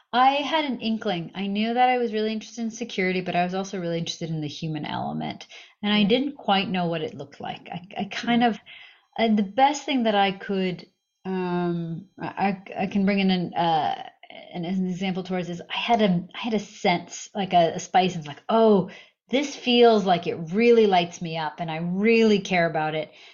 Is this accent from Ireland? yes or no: no; Massachusetts, United States; moved away as an adult; also born or lived in Russia; now in California, United States; I mostly grew up in uh, on the East Coast in Massachusetts